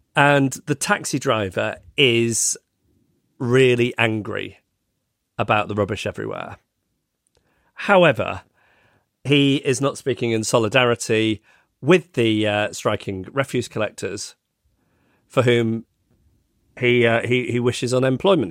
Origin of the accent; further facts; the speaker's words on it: England, United Kingdom; as an English person